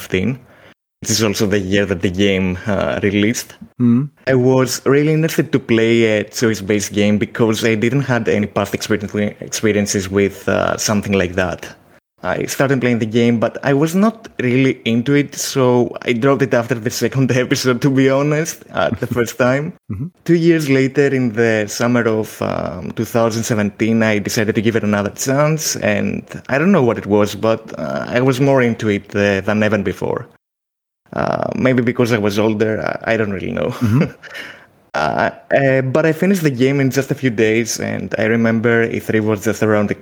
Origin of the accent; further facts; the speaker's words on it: Greece; I'm from Greece